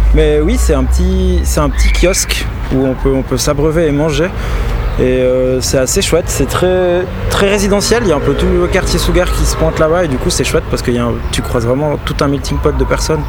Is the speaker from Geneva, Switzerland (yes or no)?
no; Valais, Switzerland; moved away as an adult; also born or lived in Vevey; now in Lausanne, Switzerland; j'ai grandi en Valais, dans le Chablais valaisan